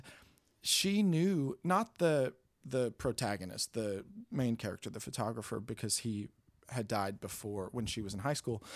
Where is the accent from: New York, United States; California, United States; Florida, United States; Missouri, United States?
New York, United States; now in Hollywood, United States; I'm from New York.